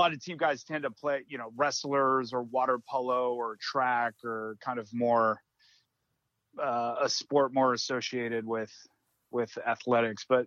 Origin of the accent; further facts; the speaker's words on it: Southern California, United States; growing up in Southern California, going to the ocean